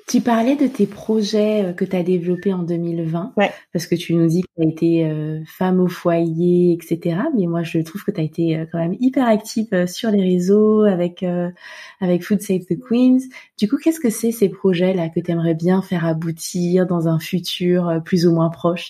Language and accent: French; France; moved away as an adult; also born or lived in Norway; now in Dublin, Ireland; on parle français, on vient de France.